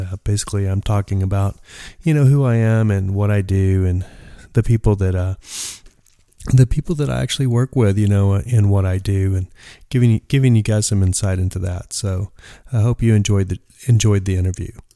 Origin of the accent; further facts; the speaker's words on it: West Texas, United States; now in Joshua Tree, United States; I grew up in West Texas.